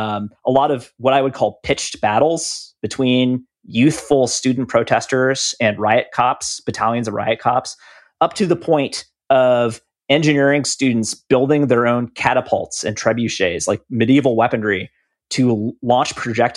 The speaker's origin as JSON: {"language": "English", "country": "United States", "said": "We're American."}